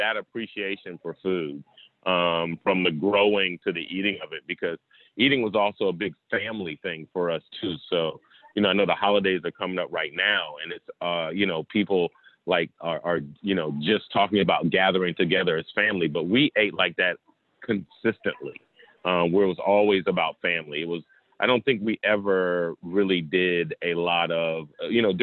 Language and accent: English; Southeast Georgia, United States; I grew up in Southeast Georgia